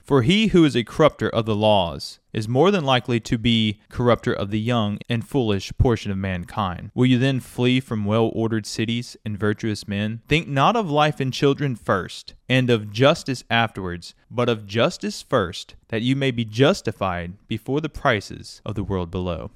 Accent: United States; as an American, I've grown up with that kind of more American attitude

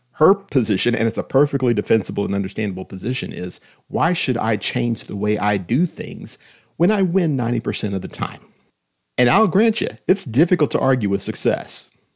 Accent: Austin, Texas, United States; When I was growing up in Austin, Texas, in the nineteen seventies

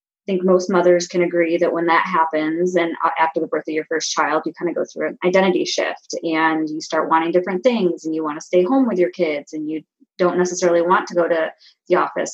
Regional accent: Michigan, United States; I grew up in Michigan, out in the country

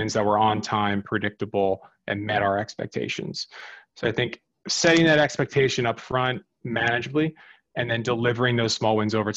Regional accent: New Jersey, United States; moved away as an adult; also born or lived in New York / Sydney, Australia; I grew up in New Jersey, not too far from the quote unquote Jersey Shore

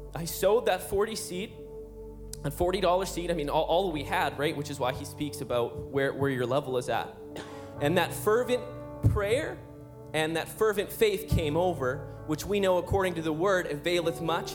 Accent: Calgary, Alberta, Canada; we're from Calgary, Alberta

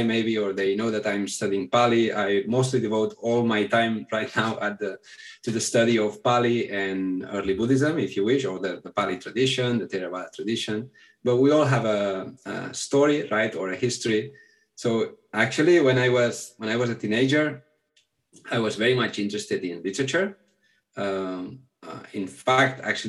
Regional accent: a small town near Barcelona, Catalonia, Spain; first language Catalan; English is a second language; also born or lived in India; I'm from Barcelona, from a small town near Barcelona.

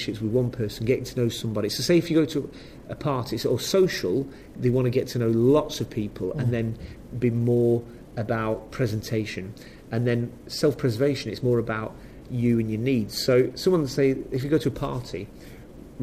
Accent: Preston, North West England, United Kingdom; where I'm from, Preston

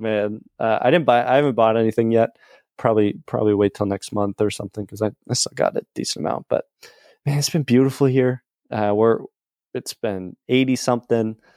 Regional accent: New England, United States; born or raised there

